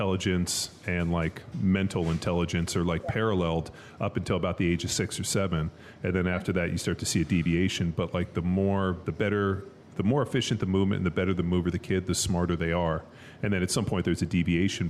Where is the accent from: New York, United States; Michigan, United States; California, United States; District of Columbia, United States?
California, United States; Southern; I grew up in Southern California, like we grew up in a pool and went to the beach all the time